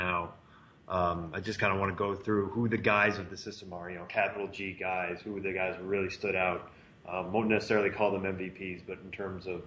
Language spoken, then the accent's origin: English; Western Massachusetts, United States; drafted out of Springfield, Mass., which is my neck of the woods where I grew up in Western Massachusetts.